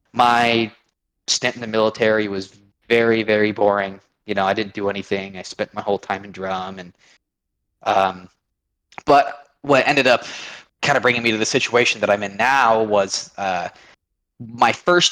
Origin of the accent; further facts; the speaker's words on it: Eugene, Oregon, United States; I was born and raised very conservative for being the West Coast. I lived in a town called Eugene, which is where the home of the Oregon Ducks are